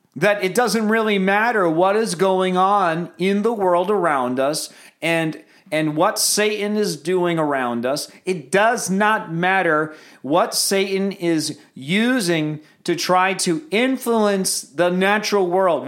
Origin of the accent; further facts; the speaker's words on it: United States; I am so American